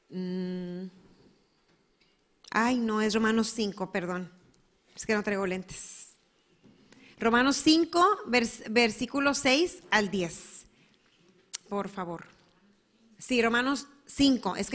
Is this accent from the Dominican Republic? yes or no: no; Mexico; also born or lived in United States / Germany; Al menos yo soy mexicana, americana y alemana, pero no soy judía.